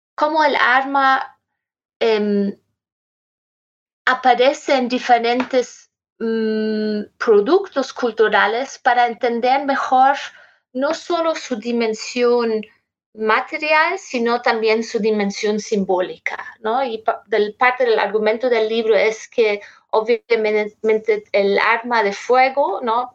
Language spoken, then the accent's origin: Spanish; Germany; Spanish is a second language; moved away; also born or lived in Lima, Peru / Berlin; yo soy alemana